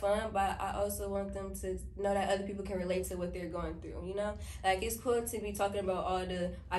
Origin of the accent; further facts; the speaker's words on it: Milwaukee, Wisconsin, United States; I'm 14 years old. I'm from Milwaukee, Wisconsin